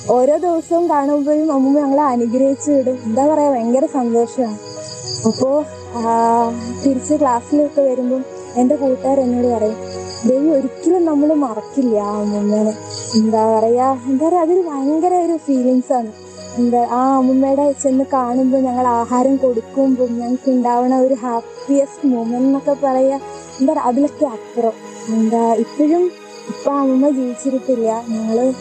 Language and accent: Malayalam; Chengannur, Kerala, India; ഞാൻ ആലപ്പുഴ ജില്ലയിലെ ചെങ്ങന്നൂർ നിന്ന് വരുന്നു